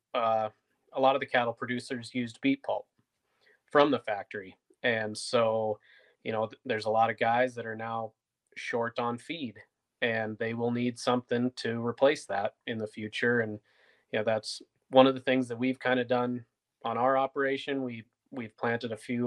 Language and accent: English; North Dakota, United States; I'm personally from North Dakota